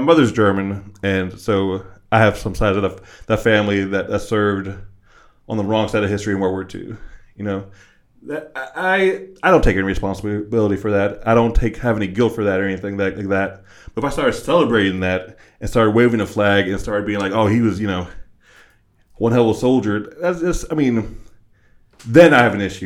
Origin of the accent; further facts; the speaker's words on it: West Virginia, United States; growing up in West Virginia and surrounding areas